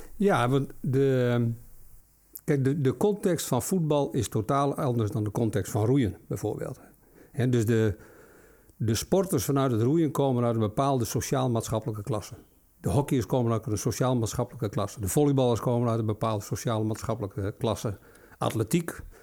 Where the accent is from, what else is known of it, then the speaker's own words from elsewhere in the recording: Friesland, Netherlands; Ik kom uit Friesland